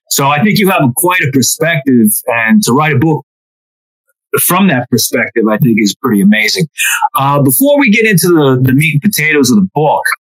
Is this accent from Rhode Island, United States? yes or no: yes; Providence, Rhode Island, United States; I grew up in Providence, Rhode Island, about two and a half hours from New York City, hour from Boston.